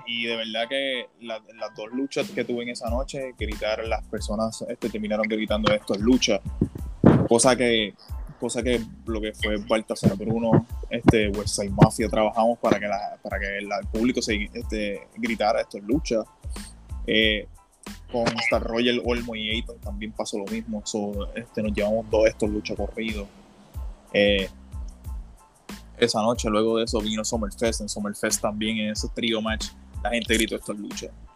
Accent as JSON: {"language": "Spanish", "town": "Isabela", "country": "Puerto Rico", "said": "soy de allá, soy de Isabela"}